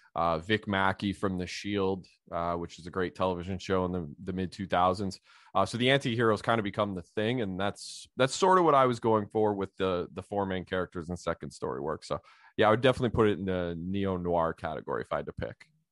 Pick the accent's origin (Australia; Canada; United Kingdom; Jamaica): Canada; Ottawa Valley, Ontario; I grew up in a, a Polish community myself, uh, in the Ottawa Valley.